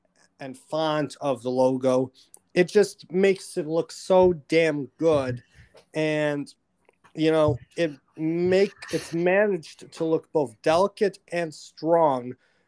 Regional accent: Rochester, New York, United States; right here in my hometown of Rochester, New York.

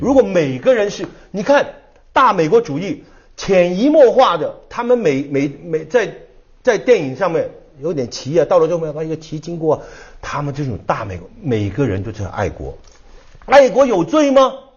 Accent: Hong Kong; 我是在香港长大

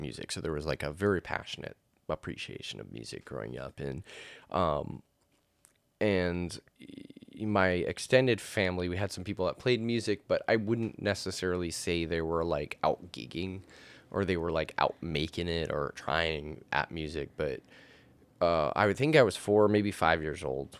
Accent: Martell, Wisconsin, United States; I originally was born in what is the tiny township of Martell, Wisconsin.

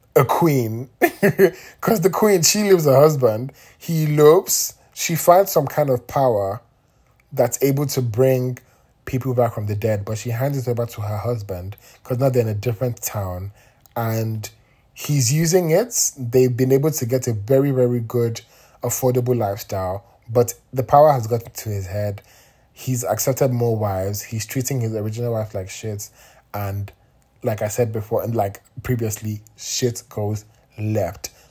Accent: Nigeria; I'm Nigerian

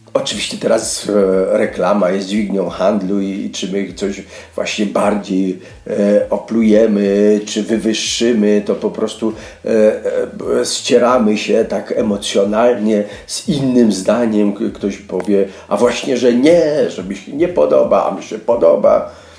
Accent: Lesser Poland, Poland; accent: Góral dialect; moved away; pochodzę z gór, e, mówię dobrze gwarą

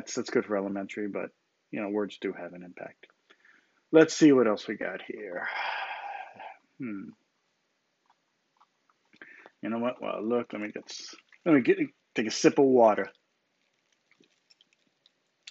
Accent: United States; Growing up in the United States, with the freedom

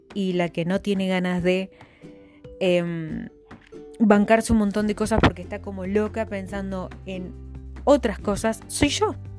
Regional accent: La Pampa, Argentina; soy de La Pampa, una vasta provincia de Argentina

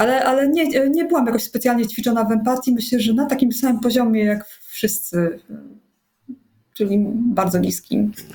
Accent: Poland; pochodzę z takiej e, e, typowej polskiej, dosyć zakłamanej rodziny

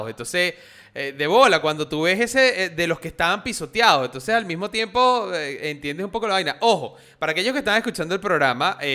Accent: Venezuela

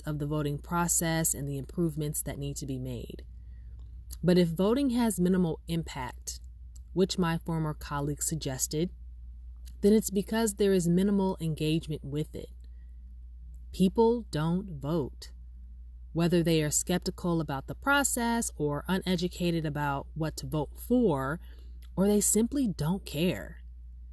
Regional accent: Los Angeles, California, United States; also born or lived in Inglewood; I was born and raised in Harbor City, which is in the South Bay

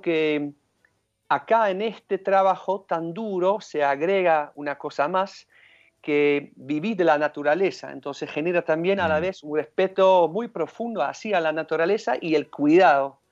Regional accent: Rotterdam, South Holland, Netherlands; now in Mendoza, Argentina; yo nací en Rotterdam

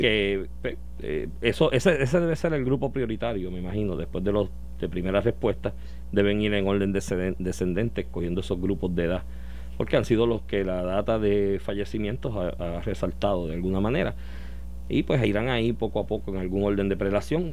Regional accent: Puerto Rico; Como buen puertorriqueño

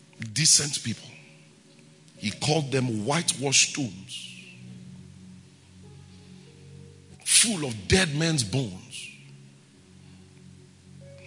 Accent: Benin City, Edo, Nigeria; I grew up in Benin

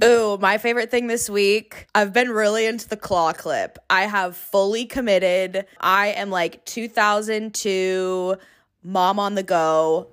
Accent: Long Beach, California, United States; now in San Diego, United States; I'm originally from Long Beach, California. Born and raised, go Beach, L B C.

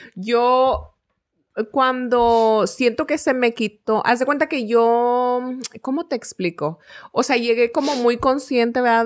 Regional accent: Mexico; now in United States; era mexicana

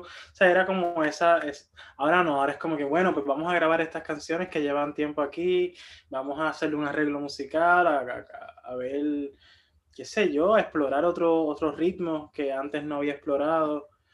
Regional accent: Ciales, Puerto Rico; soy de Ciales, de allá del centro

